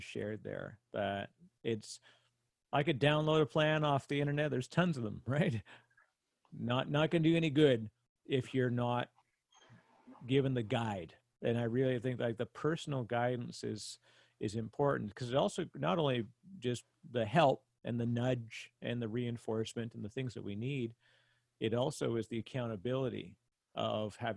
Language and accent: English; Canada; I'm Canadian